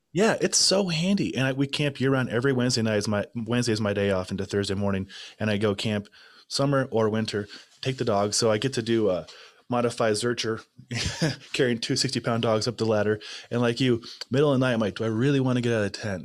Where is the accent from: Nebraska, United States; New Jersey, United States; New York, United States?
Nebraska, United States; I'm from Nebraska.